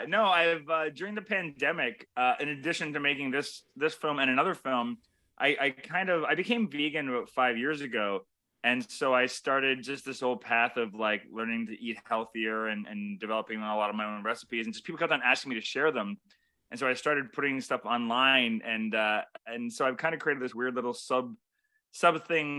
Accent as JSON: {"language": "English", "town": "Toronto", "region": "Ontario", "country": "Canada", "said": "because we're both Canadian Toronto filmmakers."}